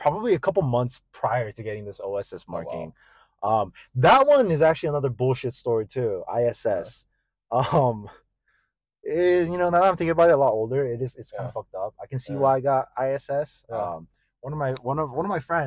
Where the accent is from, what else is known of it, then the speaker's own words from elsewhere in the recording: Killeen, Texas, United States; first language Korean; English is a second language; I was born and raised here